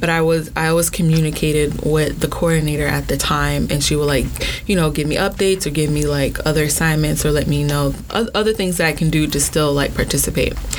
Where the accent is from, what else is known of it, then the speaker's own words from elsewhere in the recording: Orlando, Florida, United States; also born or lived in Brooklyn, New York; I was born in Brooklyn, but I was raised in Orlando